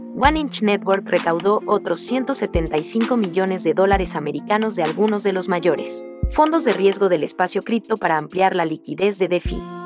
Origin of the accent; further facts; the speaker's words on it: Mexico; Spanish is a second language; Yo no soy de Brasil, pero soy de México